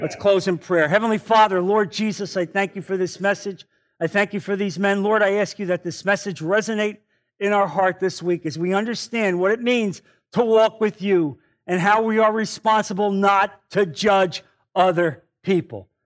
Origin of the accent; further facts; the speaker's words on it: New Jersey, United States; now in Naples, United States; I'm from New Jersey.